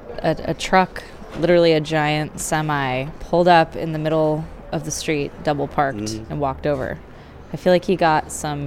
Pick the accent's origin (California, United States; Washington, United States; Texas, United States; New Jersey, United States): Texas, United States; I'm from Texas, so it's yeah, it's all desert to me.